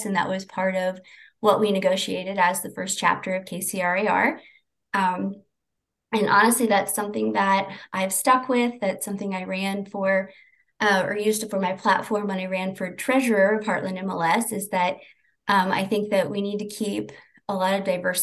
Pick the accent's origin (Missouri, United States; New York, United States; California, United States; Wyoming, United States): Missouri, United States; St. Joseph; I'm from St. Joseph